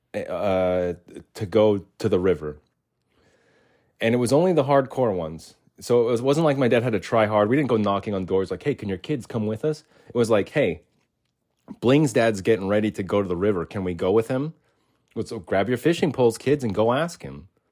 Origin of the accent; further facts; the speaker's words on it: Arizona, United States; And we lived in Arizona. I was born in Arizona, so the whole time I was born in Arizona, yeah, between one and ten